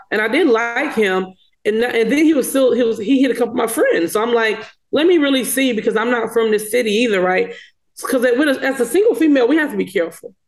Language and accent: English; small town in South Carolina, United States; moved away; where I'm from, which is a small town in South Carolina